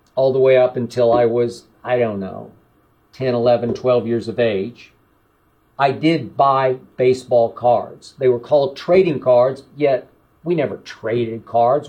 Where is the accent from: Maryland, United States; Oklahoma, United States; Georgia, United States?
Oklahoma, United States; Oklahoma City; my hometown of Oklahoma City